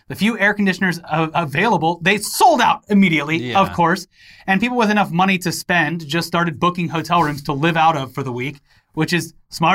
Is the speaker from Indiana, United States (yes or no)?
no; Florida, United States; Like, growing up in Florida, it would rarely get over 100. At least when I was growing up.